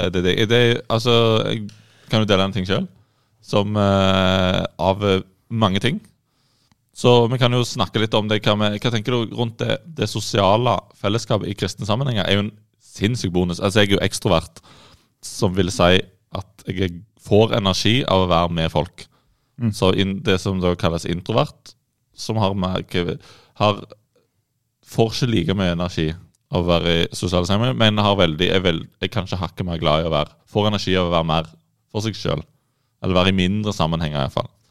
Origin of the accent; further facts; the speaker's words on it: Rogaland, Norway; vi er jo rogalendinger. To av oss i studiet er rogalendinger.